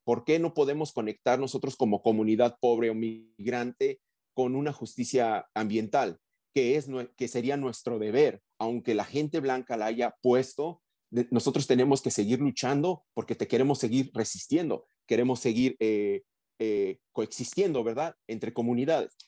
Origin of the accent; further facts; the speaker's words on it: Mexico City, Mexico; moved away; also born or lived in Arizona; soy un, hombre migrante, ¿verdad? Vengo de la Ciudad de México, de una ciudad donde eh, en vez de nubes blancas tenemos una nube de smog muy oscura, ¿verdad? Entonces, y así crecí